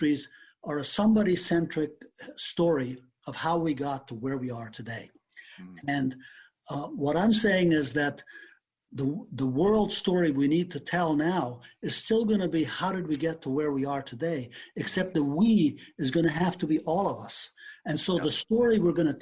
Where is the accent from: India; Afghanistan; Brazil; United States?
Afghanistan; moved away; I was born and raised in Afghanistan.